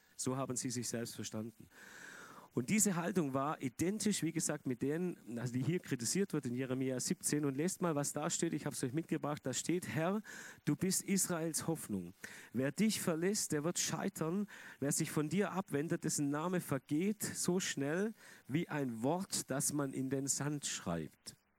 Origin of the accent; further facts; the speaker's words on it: Germany; Die evangelische Kirche bei uns in Deutschland